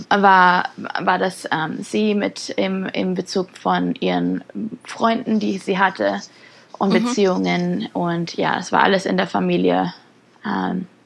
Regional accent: Germany; Ja, also geboren und groß geworden in Deutschland.

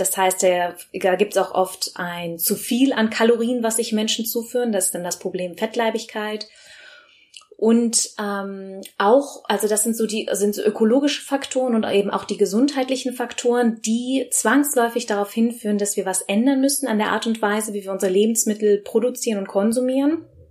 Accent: Bergisch Gladbach, North Rhine-Westphalia, Germany; moved away; also born or lived in London; ursprünglich äh, im Kölsche Mädche, also im Rheinland geboren, also ähm, in Bergisch Gladbach, um genau zu sein

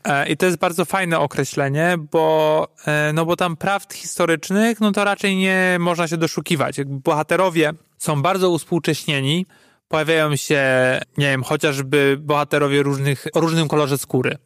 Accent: Poland; jestem z Polski

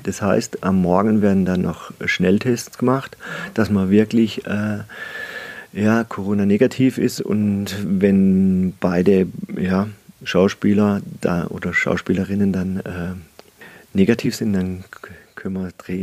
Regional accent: Breitnau, Baden-Württemberg, Germany; also born or lived in Freiburg / Salzburg / Oldenburg / Ingolstadt; ich bin halt ein, ja, ein echter Schwarzwälder. Also ja, ich bin hier in Breitenau aufgewachsen

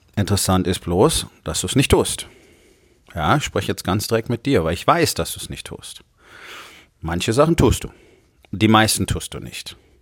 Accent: Rhineland, Germany; im Rheinland, wo ich groß geworden bin, einen guten Teil meiner Jugend

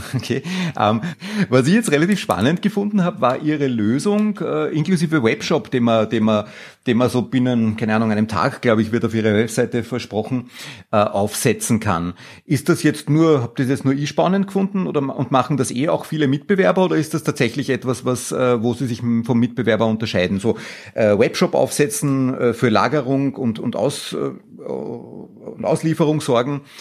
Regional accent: Austria

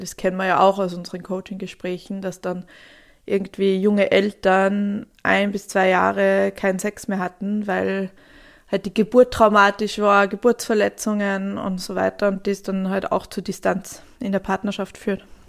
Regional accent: Sweden; now in Germany; mein Herkunftsland Schweden

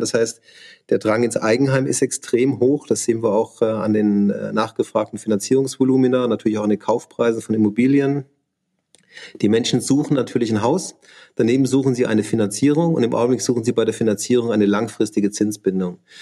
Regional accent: south of Munich, Bavaria, Germany; moved away as an adult; also born or lived in Augsburg / Schwäbisch Hall / Hamburg; ich bin im, im, in Bayern aufgewachsen, also im Süden von München

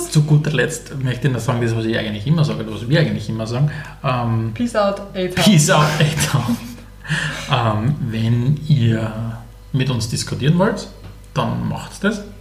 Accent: Styria, Austria; Aus der Oststeiermark. Also dort, wo, wo ich bin, ist es noch sehr Okay

